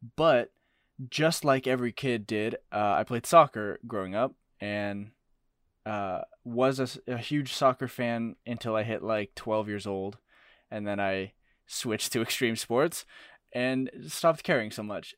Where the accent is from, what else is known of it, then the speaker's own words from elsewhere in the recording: Arizona, United States; growing up in Arizona, we were Suns fans